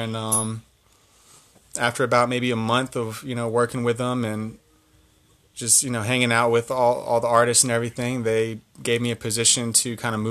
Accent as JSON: {"language": "English", "town": "Atlanta", "region": "Georgia", "country": "United States", "tie": "born or raised there", "said": "Born and raised in Atlanta, Georgia"}